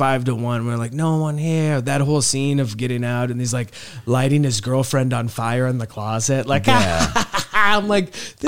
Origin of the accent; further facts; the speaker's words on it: Nebraska, United States; then we're just from like the cornfields of Nebraska.